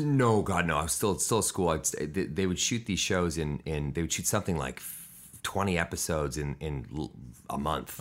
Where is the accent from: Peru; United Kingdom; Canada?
Canada; Vancouver, British Columbia; I was born in Vancouver, British Columbia, Canada